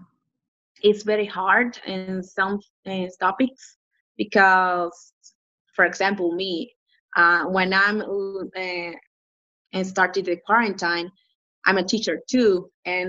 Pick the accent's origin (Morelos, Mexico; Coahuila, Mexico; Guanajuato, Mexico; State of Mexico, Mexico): Coahuila, Mexico; Piedras Negras; I'm from Piedras Negras, Mexico